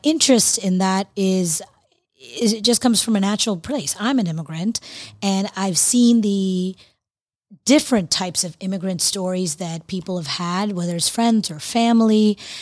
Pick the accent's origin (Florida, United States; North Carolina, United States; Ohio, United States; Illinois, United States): Florida, United States; moved away; I'm from Florida originally